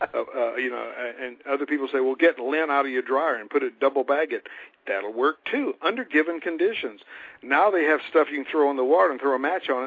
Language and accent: English; North Carolina, United States; I am a country boy from North Carolina